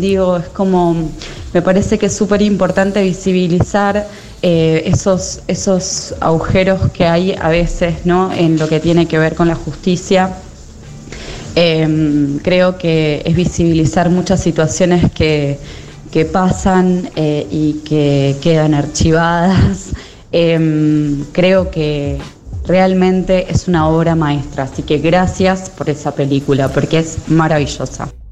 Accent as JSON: {"language": "Spanish", "region": "Buenos Aires", "country": "Argentina", "also_born_or_lived": "a small town", "moved": "yes", "said": "yo soy de Buenos Aires, pero después de la experiencia también de vivir en un pueblo muy chico"}